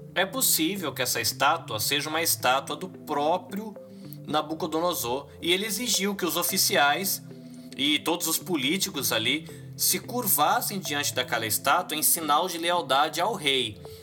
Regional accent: Brazil; A gente como brasileiro

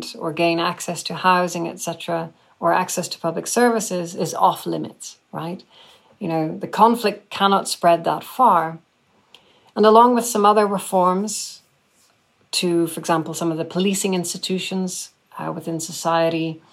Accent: Northern Ireland, United Kingdom; I grew up in Northern Ireland myself

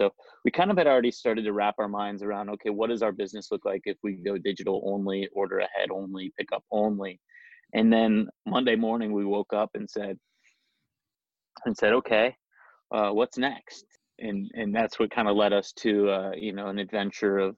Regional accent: Dayton, Ohio, United States; now in Columbus, United States; we grew up, myself and my two co-founders, we grew up in Dayton

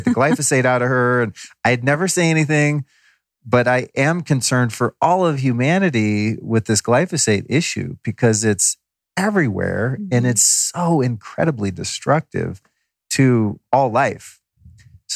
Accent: United States; also born or lived in Colorado / California; now in Los Angeles, United States; I grew up in Colorado and California.

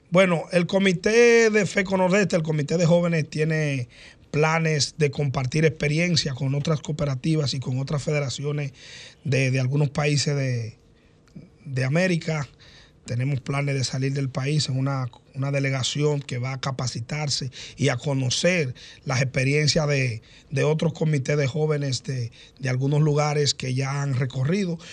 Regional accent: Maimón, Monseñor Nouel, Dominican Republic; La gente sabe que yo soy de Maimón

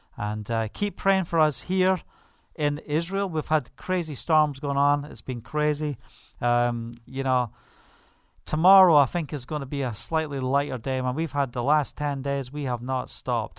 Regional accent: England, United Kingdom; moved away; also born or lived in Spain; As we say in England

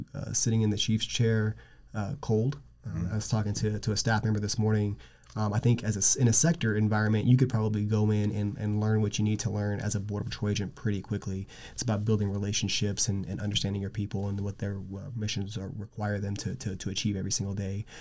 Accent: South Texas, United States; as a kid growing up in South Texas

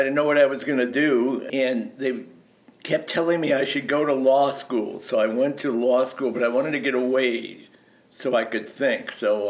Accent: Miami, Florida, United States; also born or lived in Massachusetts; I grew up in Miami.

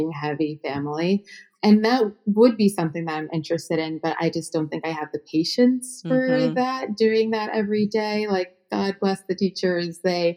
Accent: New Jersey, United States; I'm from New Jersey

